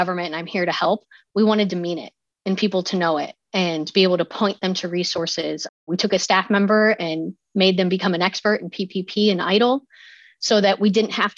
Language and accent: English; Ohio, United States; accent: Midwestern; now in Loudoun County, United States; some people might pick up my Midwestern accent. Apparently, when I get going, I sound like I'm right from the heart of the Midwest, but I'm actually from Ohio